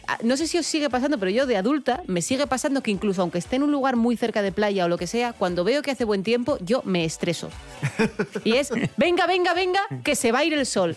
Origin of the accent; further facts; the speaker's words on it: Avilés, Asturias, Spain; Rubén y yo que somos de Avilés. Claro, en Avilés, cuando tú eras chavalete